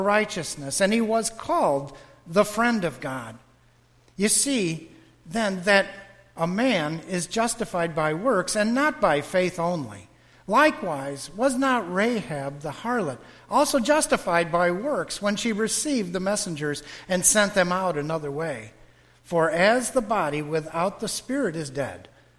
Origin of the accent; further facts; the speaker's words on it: Western New York, United States; now in Wesley Chapel, United States; I'm from Western New York